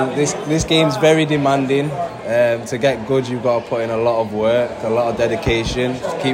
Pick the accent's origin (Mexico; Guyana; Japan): Guyana; also born or lived in England; I'm from Guyana. I live in between Guyana and England.